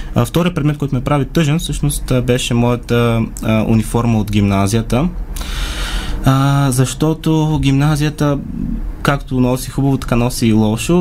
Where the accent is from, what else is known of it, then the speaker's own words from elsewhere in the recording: Sliven, Sliven Province, Bulgaria; От Надежда съм